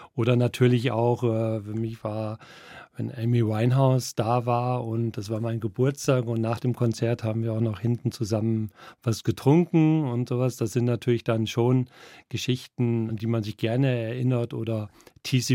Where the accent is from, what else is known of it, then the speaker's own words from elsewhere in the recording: Coesfeld, North Rhine-Westphalia, Germany; moved away as an adult; now in Munich, Germany; Ich bin 1963 in Westfalen geboren, in der Nähe von Münster und in Coesfeld